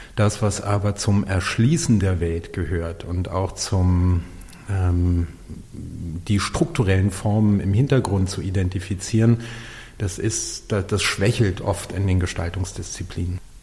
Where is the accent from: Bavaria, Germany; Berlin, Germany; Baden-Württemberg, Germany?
Berlin, Germany; hier in meiner Heimatstadt Berlin